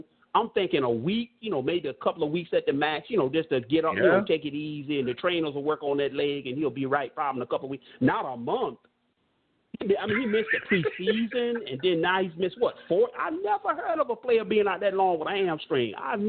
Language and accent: English; New York City, New York, United States; I'm from Brooklyn, New York.